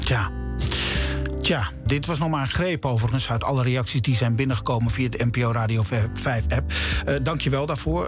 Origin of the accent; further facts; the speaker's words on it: Drenthe, Netherlands; moved away; We gingen allebei terug naar onze geboortegrond. Ik naar Drenthe